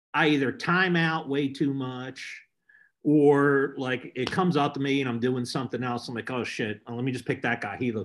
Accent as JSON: {"language": "English", "town": "Philadelphia", "region": "Pennsylvania", "country": "United States", "tie": "born or raised there", "also_born_or_lived": "Charlotte, North Carolina", "moved": "yes", "lives_now": "Tennessee, United States", "said": "I'm born and raised in Philly and, you know, spent summers in Atlantic City and still got my whole family still back there"}